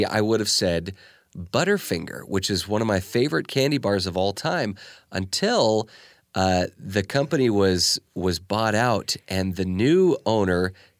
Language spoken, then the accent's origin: English; United States; I'm just from the United States